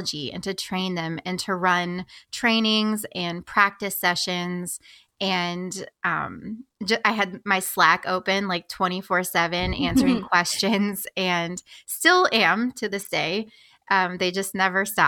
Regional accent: Springfield, Illinois, United States; came back to Springfield, my hometown in Illinois

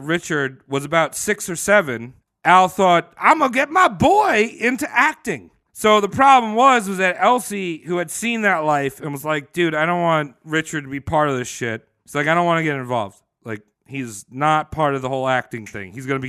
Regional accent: New Zealand; As a Kiwi, I sucked.

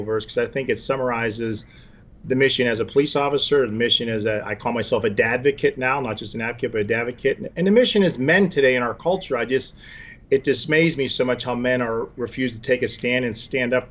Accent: Pittsburgh, Pennsylvania, United States; moved away as an adult; also born or lived in Atlanta, Georgia / Fort Myers, Florida; I returned to my hometown of Pittsburgh in the early 90s

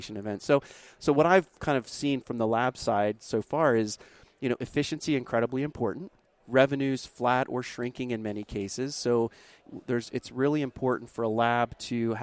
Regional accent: Milford, Delaware, United States; moved away as an adult; now in Charlotte, United States; I'm from Milford, Delaware, where the LD Calk company was and still is

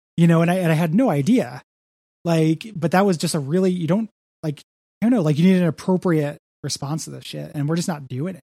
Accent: DeKalb, Illinois, United States; moved away; my hometown of DeKalb, Illinois

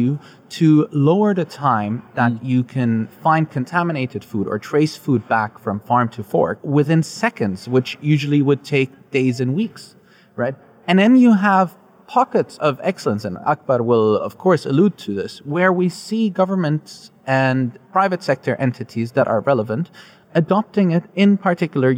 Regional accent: Germany; now in Dubai, United Arab Emirates; I'm the best form of Palestinian you'll ever meet because I'm made in Germany

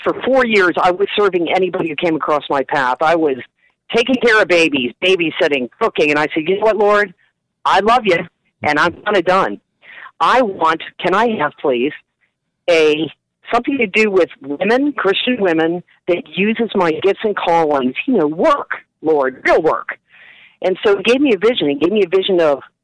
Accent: Wilmington, Delaware, United States; accent: Philly; moved away; Wilmington, Delaware, originally.

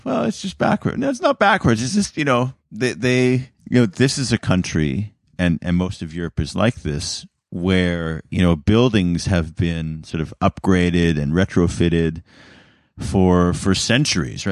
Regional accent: Canada; as a Canadian

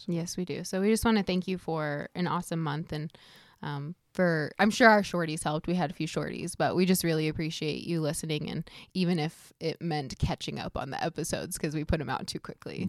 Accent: Iowa, United States; we're from Iowa as well

